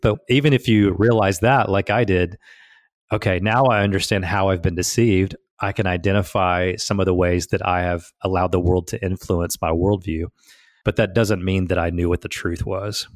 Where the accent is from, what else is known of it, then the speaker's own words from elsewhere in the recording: Southeast Tennessee, United States; I grew up in Southeast Tennessee on a farm